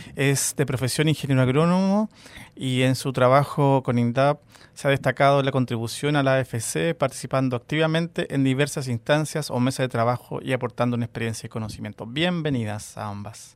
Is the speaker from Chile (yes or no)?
yes; Chile; nosotros como, chilenos